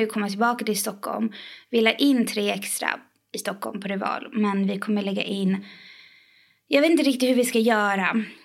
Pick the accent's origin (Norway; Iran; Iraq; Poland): Iran; now in Sweden; jag är från Iran